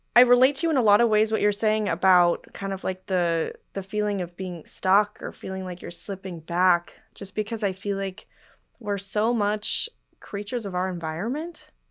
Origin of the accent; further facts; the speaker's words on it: Portland, Oregon, United States; I'm from Portland, Oregon